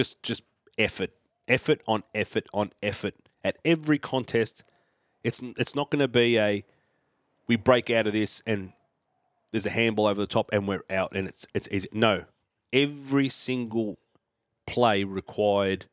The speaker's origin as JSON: {"language": "English", "country": "Australia", "said": "I'm Australian"}